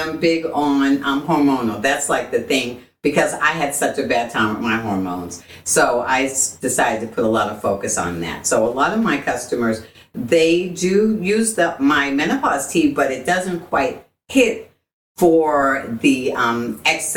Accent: Boston, Massachusetts, United States; now in Texas, United States; I was born and raised in Boston

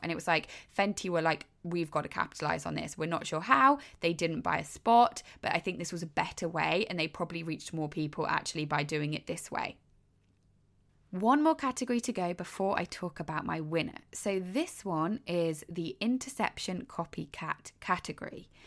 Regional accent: United Kingdom; moved away as an adult; now in United States; I am British. I have not lived in America for many, many years now, maybe six or seven years

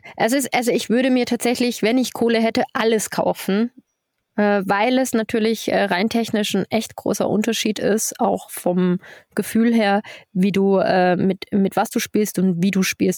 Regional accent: Germany; moved away as an adult; now in Switzerland; bei uns in Deutschland

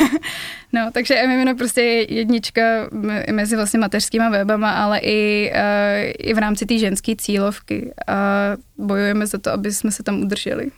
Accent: Prague, Czechia; accent: East Prague; můj východopražský přízvuk

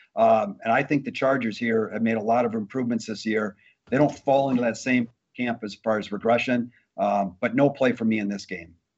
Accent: Wisconsin, United States; I grew up in Wisconsin

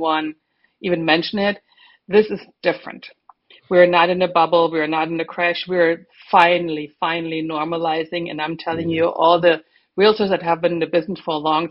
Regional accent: Germany; moved away as an adult; now in Florida, United States; I'm German. And my husband and I moved to Florida in 1995

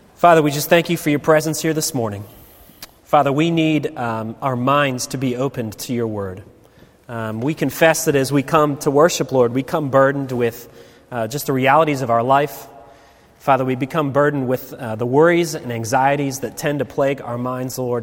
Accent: Baltimore, Maryland, United States; I'm from Baltimore.

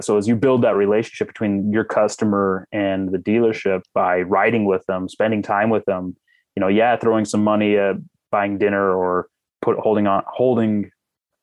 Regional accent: Park City, Utah, United States; I grew up outside of Park City

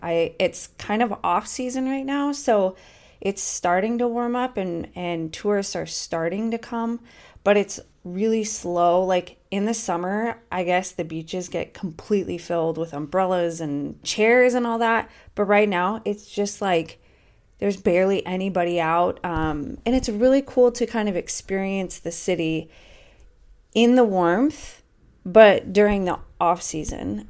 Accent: United States; moved away as an adult; now in Portugal; as an American in Europe

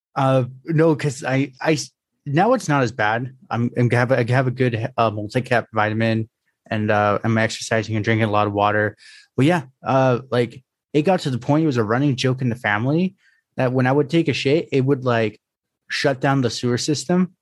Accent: California, United States

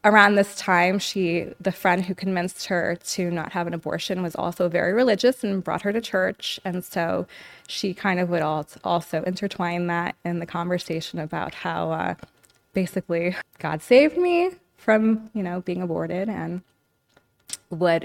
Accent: New York City, New York, United States; now in Los Angeles, United States; I was born in New York City

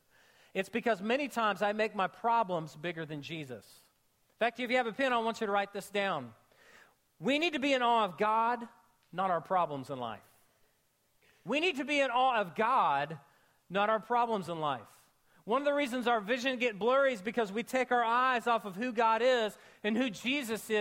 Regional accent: Oklahoma, United States; I grew up in Oklahoma

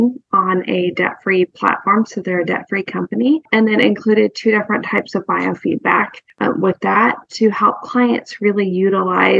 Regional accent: Ashland, Oregon, United States; moved away as an adult; now in Nashville, United States; Carrie and I know each other from growing up in Ashland, Oregon, and we've lived here in Nashville, outside of Nashville, about 20 years

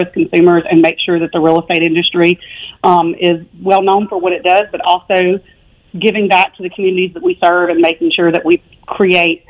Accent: Theodore, Alabama, United States; moved away as an adult; also born or lived in Florence, Alabama / Prescott, Arizona / Auburn, Alabama; now in Birmingham, United States; I grew up here. I grew up around Mobile in Theodore, Alabama. Moved there when I was four.

